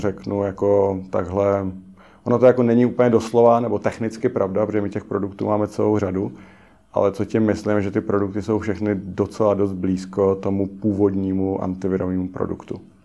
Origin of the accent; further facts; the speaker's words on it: Czechia; jsem Čech